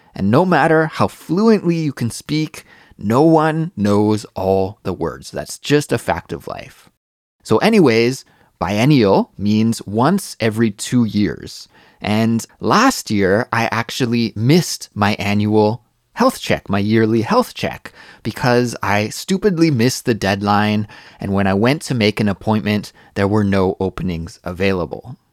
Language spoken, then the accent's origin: English; Canada; now in Korea; As a Canadian